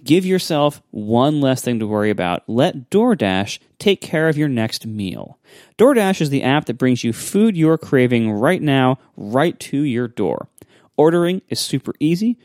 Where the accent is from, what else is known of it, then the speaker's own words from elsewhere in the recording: Ohio, United States; I grew up in Ohio